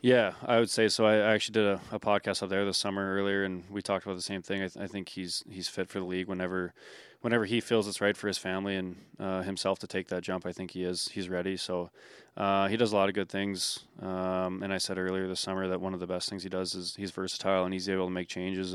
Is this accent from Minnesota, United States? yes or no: yes; Hermantown, Minnesota, United States; moved away as an adult; also born or lived in Omaha, Nebraska / Waterloo, Iowa; now in Winnipeg, Canada; moved up to Hermantown, Minnesota, where I ended up growing up and playing hockey.